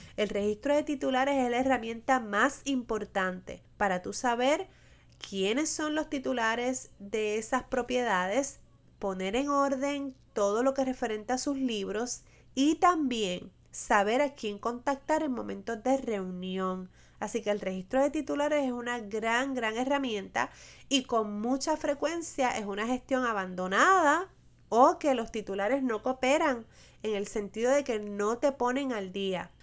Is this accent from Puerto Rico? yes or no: yes; Puerto Rico; mi experiencia como puertorriqueña